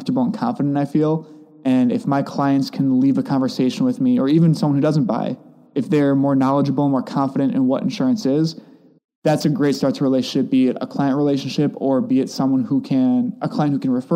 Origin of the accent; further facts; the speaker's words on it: Whitelaw, Wisconsin, United States; also born or lived in La Crosse; I grew up outside of Manitowoc in a really small town called Whitelaw.